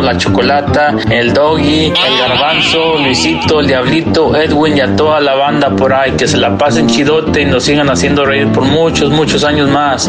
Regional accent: Mexico; soy de México

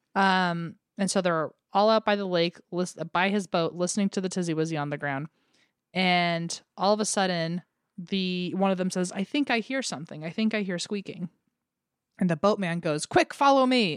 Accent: United States; accent: American; my American accent

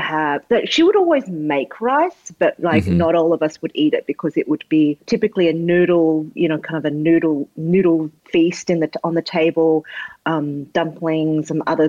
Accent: Australia; as a kid growing up in Australia, like, I just wanted to be Australian

